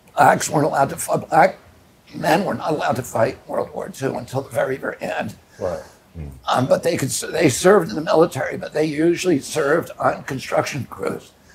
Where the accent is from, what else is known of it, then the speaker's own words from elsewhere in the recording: Virginia, United States; I was born in Virginia at a time when there was still Jim Crow laws